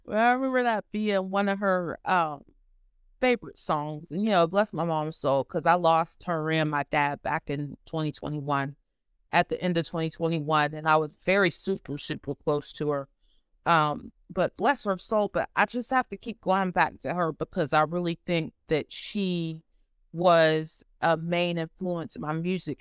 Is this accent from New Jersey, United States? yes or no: no; Ohio, United States; I'm from Ohio. I've been here pretty much all my life